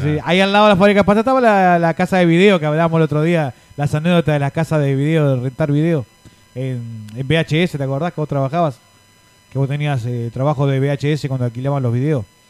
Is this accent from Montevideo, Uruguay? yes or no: yes; Montevideo, Uruguay; now in United States; Yo vivía en el Parque Posada